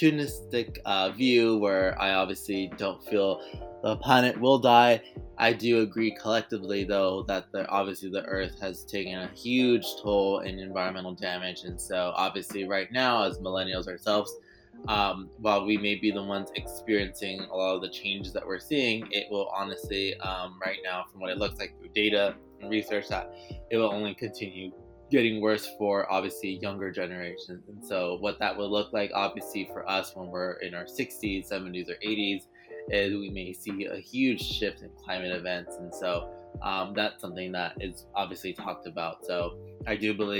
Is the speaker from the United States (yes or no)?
yes; Los Angeles, California, United States; also born or lived in New York City; I actually grew up in North Hollywood